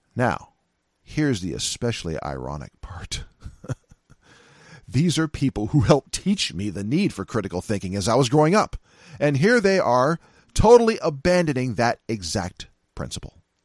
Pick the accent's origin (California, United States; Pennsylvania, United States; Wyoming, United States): California, United States; Silicon Valley; moved away; also born or lived in San Francisco, California / Seattle, Washington; I'm from Silica, uh, Silicon Valley, California